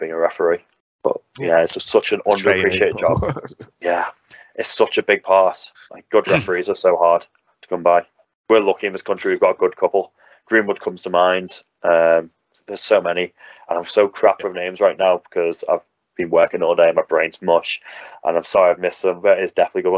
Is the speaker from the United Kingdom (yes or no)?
yes; United Kingdom; accent: British; also born or lived in United States; I speak with a British accent